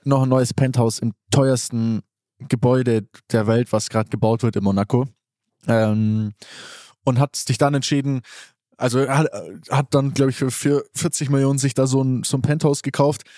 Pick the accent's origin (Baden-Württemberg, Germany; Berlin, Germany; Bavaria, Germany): Bavaria, Germany; Allgäu; ich komme aus dem Allgäu